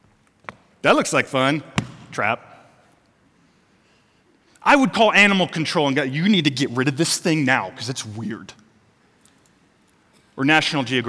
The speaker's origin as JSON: {"language": "English", "region": "Missouri", "country": "United States", "tie": "born or raised there", "moved": "yes", "said": "I grew up in Missouri"}